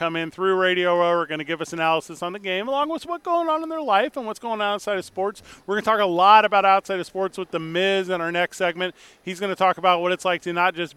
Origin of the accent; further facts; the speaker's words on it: St. Louis, Missouri, United States; now in Albuquerque, United States; leaving my hometown of St. Louis to L.A.